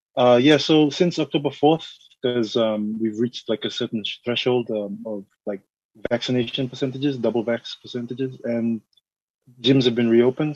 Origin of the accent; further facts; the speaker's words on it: Mount Hagen, Western Highlands, Papua New Guinea; now in Suva, Fiji; I'm from Papua New Guinea originally. My father's from there. Um, I'm from the Highlands, uh, Mount Hagen.